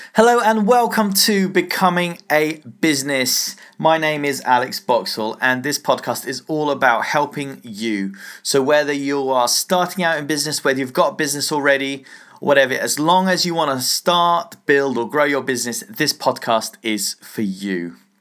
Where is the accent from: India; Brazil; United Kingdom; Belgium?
United Kingdom; England; I'm English, so, uh, I say pound